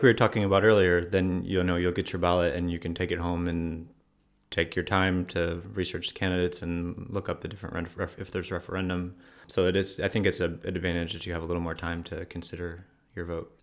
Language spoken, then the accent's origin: English; Ohio, United States; moved away as an adult; also born or lived in Spain / Morocco / Washington, D.C.; now in Freiburg, Germany; I'm from Ohio originally